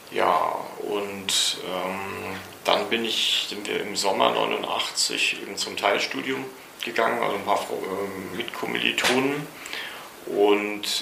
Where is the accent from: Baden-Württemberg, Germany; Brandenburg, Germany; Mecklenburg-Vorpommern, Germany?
Mecklenburg-Vorpommern, Germany; Rostock; born there